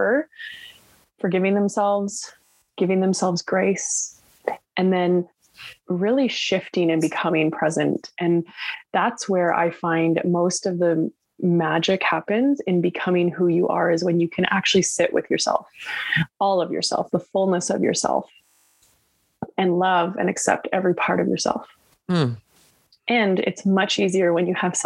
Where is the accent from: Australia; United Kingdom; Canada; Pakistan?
Canada; West Coast Canada; I'm from West Coast Canada